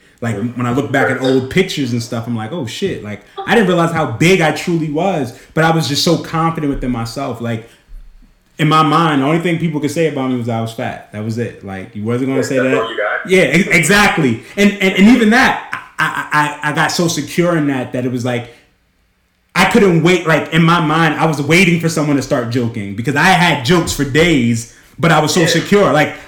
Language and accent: English; New York, United States; growing up in New York